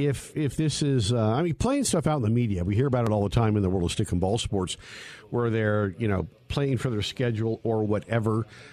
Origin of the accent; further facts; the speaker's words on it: Northern California, United States; now in Denver, United States; he hails from pretty close to my hometown up in Northern California.